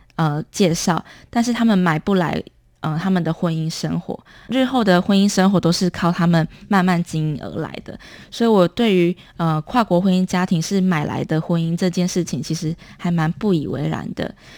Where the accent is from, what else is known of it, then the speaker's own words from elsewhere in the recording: Lukang, Changhua County, Taiwan; 我是彰化鹿港人，那我的妈妈是来自越南胡志明市